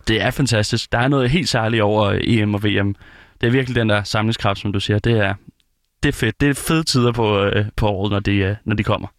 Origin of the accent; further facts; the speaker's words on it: Denmark; det er jo op, hvor jeg er fra